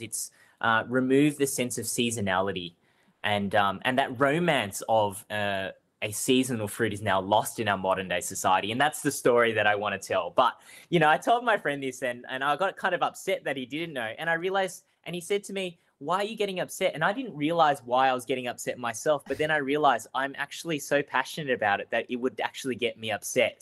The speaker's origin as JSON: {"language": "English", "town": "Melbourne", "region": "Victoria", "country": "Australia", "tie": "born or raised there", "said": "I grew up and was born and raised in Spring Vale"}